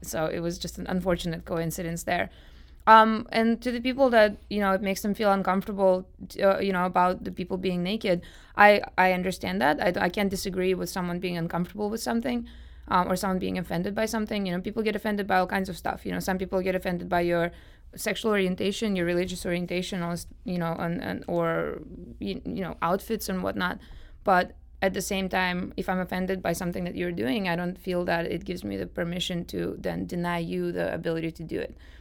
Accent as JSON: {"language": "English", "region": "Moscow", "country": "Russia", "moved": "yes", "lives_now": "St. Louis, United States", "said": "I'm from Moscow, Russia myself"}